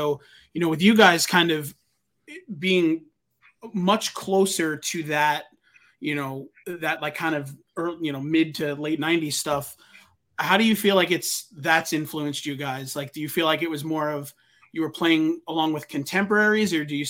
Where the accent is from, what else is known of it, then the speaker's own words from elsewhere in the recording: Deer Park, New York, United States; it is so funny how like Long Island is such a small world. I grew up in Deer Park, and like right next door to me was the bass player in that band.